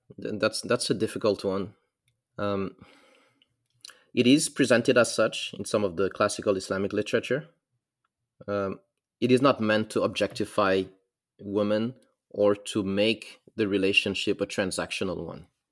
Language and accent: English; Mauritania; also born or lived in Senegal; I am from West Africa, a country called Mauritania. I'm, I'm, I'm also mixed from West, from Mauritania and Senegal.